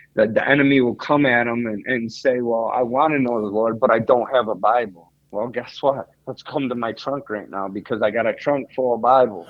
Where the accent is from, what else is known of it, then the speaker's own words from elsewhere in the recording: Salamanca, New York, United States; moved away as an adult; also born or lived in Greece / Olean, New York; now in Bradford, Pennsylvania, United States; I'm from Salamanca